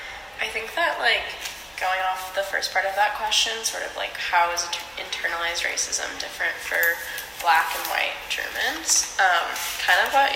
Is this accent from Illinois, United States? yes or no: no; Bend, Oregon, United States; moved away; I'm originally from Bend, Oregon.